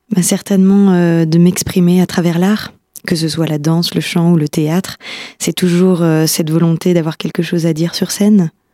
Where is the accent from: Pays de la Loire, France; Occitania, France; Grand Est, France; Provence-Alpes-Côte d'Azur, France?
Grand Est, France; Épinal; moved away as an adult; also born or lived in Nancy / Paris; je suis spinalienne d'origine, je suis née à Épinal, j'ai fait toute ma scolarité ici